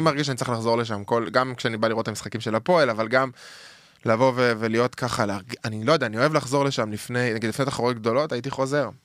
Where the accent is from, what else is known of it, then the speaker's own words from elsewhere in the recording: Jerusalem, Jerusalem District, Israel; moved away; גדלתי שם, עם הורים ירושלמים אותנטיים